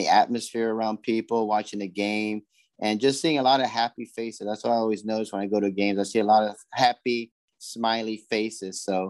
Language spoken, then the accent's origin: English; Los Angeles, California, United States; moved away as an adult; also born or lived in Gardena, California; now in Charlotte, United States; I was born in Los Angeles, California on May 24th, 1976. That's where I grew up a big Dodger fan